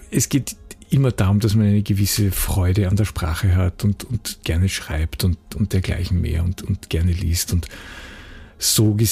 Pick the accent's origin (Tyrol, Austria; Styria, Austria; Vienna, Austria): Styria, Austria; Graz; Ich war ähm, freier Mitarbeiter bei einer großen Zeitung, also für die Verhältnisse, wo ich herkomme in Graz, äh, bei einer relativ großen regionalen Zeitung.